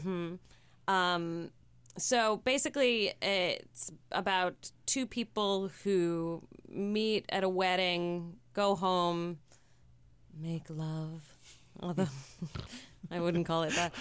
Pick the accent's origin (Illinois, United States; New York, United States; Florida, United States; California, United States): California, United States; San Francisco; moved away; I grew up on nineteenth and Castro